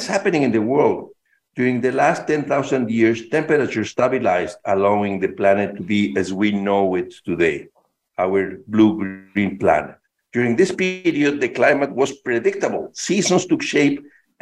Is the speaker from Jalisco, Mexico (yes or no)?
no; Mexico City, Mexico; I was born and raised in Mexico City, a very large city, as you know.